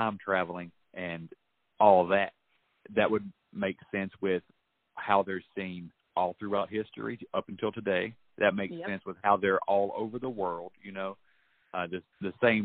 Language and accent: English; West Virginia, United States; my home state, in West Virginia